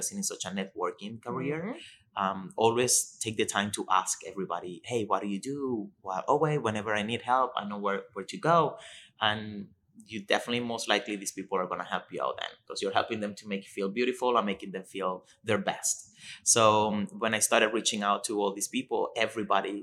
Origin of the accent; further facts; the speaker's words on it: Venezuela; English is a second language; moved away as an adult; now in Toronto, Canada; I was born in Venezuela. I came to Canada 13 years ago, and I started with the Vera Institute and Academy